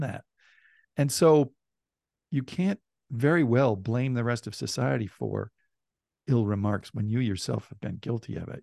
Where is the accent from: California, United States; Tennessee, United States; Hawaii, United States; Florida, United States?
California, United States; Bay Area; I, I grew up in the Bay Area in California